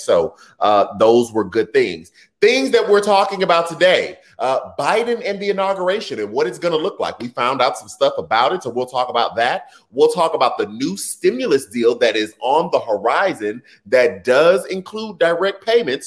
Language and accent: English; Houston, Texas, United States; my hometown, Houston, Texas